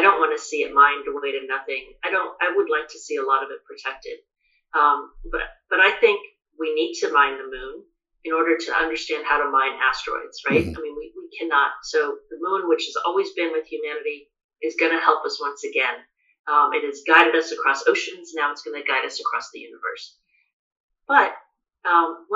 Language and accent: English; United States; I'm American